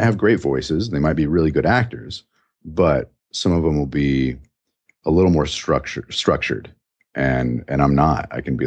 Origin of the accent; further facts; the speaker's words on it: New Mexico, United States; now in Chicago, United States; Growing up in New Mexico, I grew up with a real lazy mouth